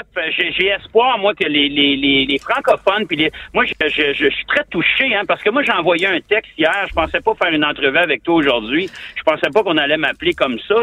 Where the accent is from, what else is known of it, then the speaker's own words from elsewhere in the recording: Ottawa, Ontario, Canada; moved away as an adult; ça fait 20 ans que j'ai quitté Ottawa